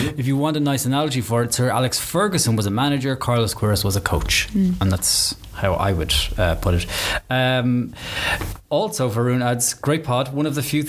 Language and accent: English; Ireland; accent: Irish; It's my Irish accent.